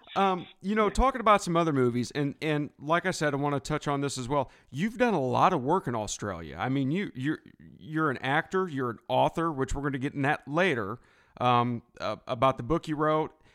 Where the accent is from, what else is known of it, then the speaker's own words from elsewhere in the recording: United States; I'm from the States